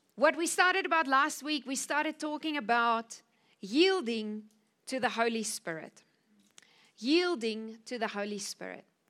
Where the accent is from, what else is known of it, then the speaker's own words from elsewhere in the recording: Cape Town, Western Cape, South Africa; moved away as an adult; now in Namibia; I'm from Cape Town. I was born in South Africa.